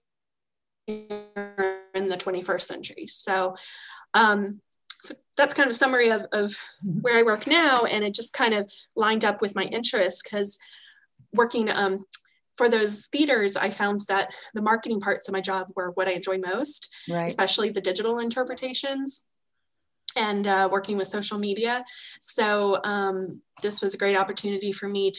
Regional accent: Fredericksburg, Virginia, United States; I grew up here in Fredericksburg and have always loved history.

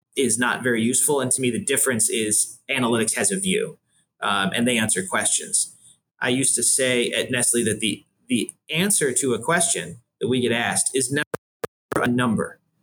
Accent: Buffalo, New York, United States; moved away as an adult; also born or lived in Washington, D.C.; now in Cleveland, United States; I grew up in Buffalo, New York.

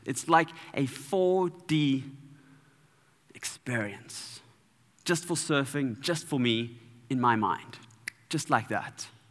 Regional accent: Durban, KwaZulu-Natal, South Africa; I'm from Durban

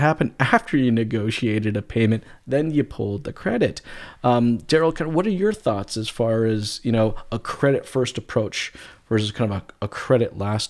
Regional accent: United States; accent: Canadian; now in Canada; And, you know, I'm not originally from Canada. I'm originally from the States. I know a lot of people are surprised when I say that because I got such a Canadian accent.

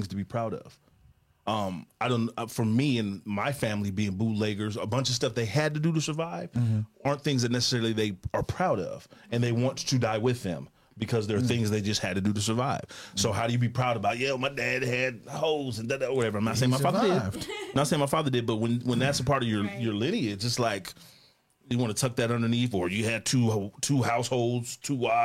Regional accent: Oakland, California, United States; I'm from Oakland, California.

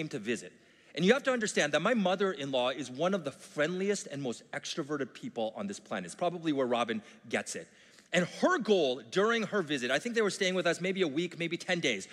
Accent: Vancouver, British Columbia, Canada; I grew up in Vancouver.

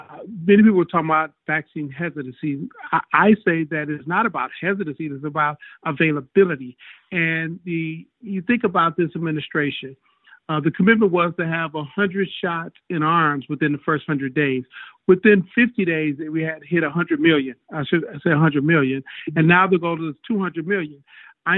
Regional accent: Detroit, Michigan, United States; I grew up in Detroit

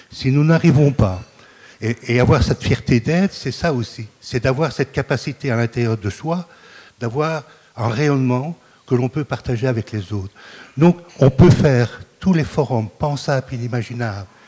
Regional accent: Marcinelle, Wallonia, Belgium; je suis né à Marcinelle au pied du casier

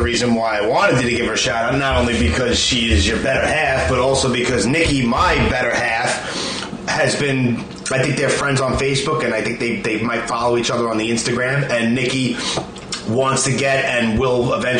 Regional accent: New York City, New York, United States; accent: Brooklyn; also born or lived in Texas / New Mexico / Alaska / New Jersey; I was born and raised in Brooklyn.

